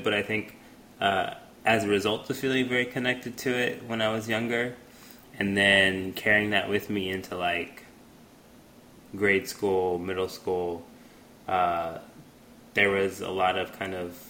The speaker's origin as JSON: {"language": "English", "town": "Houston", "region": "Texas", "country": "United States", "tie": "born or raised there", "said": "a little boy, black boy growing up in Houston"}